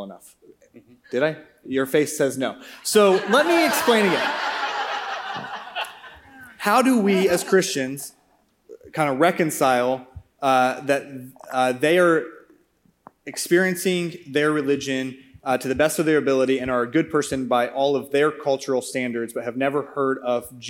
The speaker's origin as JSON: {"language": "English", "region": "Oklahoma", "country": "United States", "tie": "born or raised there", "said": "I was born in Oklahoma in the buckle of the Bible Belt"}